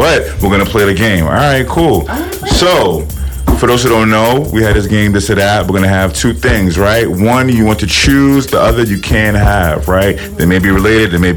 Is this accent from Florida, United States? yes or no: no; New York City, New York, United States; I'm from the Bronx